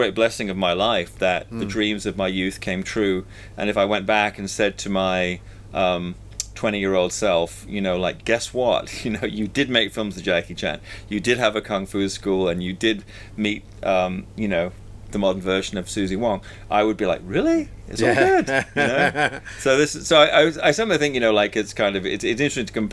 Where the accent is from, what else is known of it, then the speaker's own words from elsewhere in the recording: Peterborough, East of England, United Kingdom; moved away as an adult; now in Hong Kong; When I was growing up in England, in Peterborough